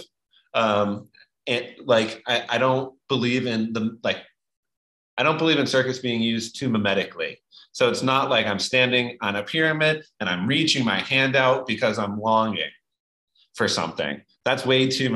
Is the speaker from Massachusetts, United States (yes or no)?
no; New York, United States; I lived in New York growing up